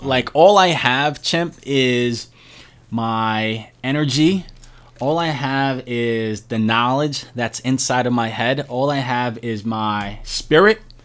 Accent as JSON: {"language": "English", "town": "New York City", "region": "New York", "country": "United States", "tie": "born or raised there", "said": "born and raised in Brooklyn, New York"}